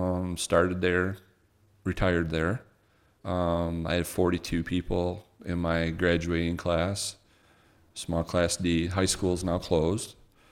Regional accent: Twining, Michigan, United States; also born or lived in Owosso; I grew up in Twining, Michigan, which is you got to go north out of Bay City.

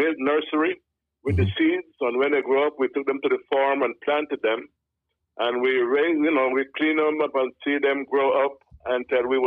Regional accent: Limón, Costa Rica; now in United States; We grew up in Costa Rica. You know, that's in Central America

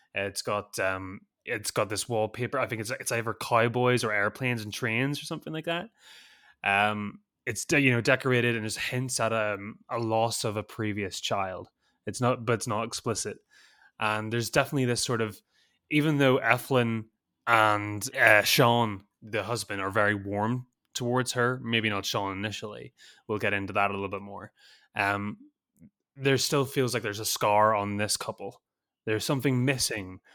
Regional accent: Northern Ireland, United Kingdom; moved away; I'm not from Southern Ireland, I'm from Northern Ireland

